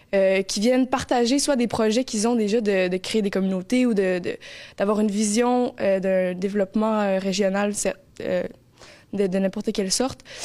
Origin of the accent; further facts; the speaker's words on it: Montreal, Quebec, Canada; moved away as an adult; now in Gaspé, Canada; je suis originaire de Montréal. En fait, j'ai grandi euh, toute euh, ma jeunesse là-bas